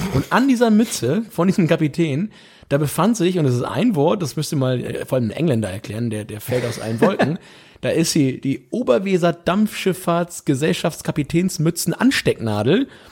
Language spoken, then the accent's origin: German; Bevern, Lower Saxony, Germany; also born or lived in Höxter; von Befern aus meinem Heimatdorf